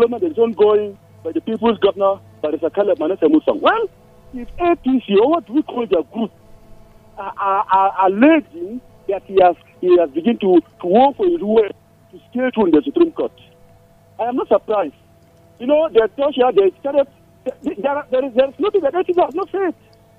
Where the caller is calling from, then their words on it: Anguarukuba, Nigeria; I'm calling from Anguarukuba.